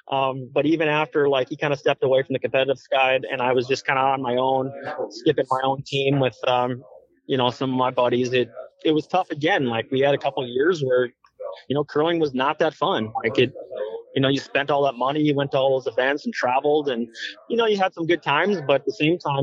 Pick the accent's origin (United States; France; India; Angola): United States; Fargo, North Dakota; growing up in Fargo